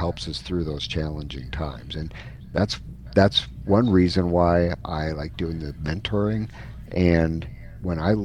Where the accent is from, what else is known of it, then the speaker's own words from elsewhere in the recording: Wisconsin, United States; moved away as an adult; also born or lived in Dallas, Texas; now in Phoenix, United States; I was born and raised up in Wisconsin, where the Green Bay Packers are the team of choice